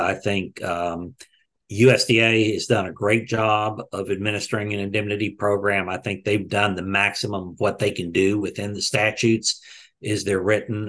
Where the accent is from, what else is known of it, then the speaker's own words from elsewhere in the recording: Texas, United States; I grew up in Texas.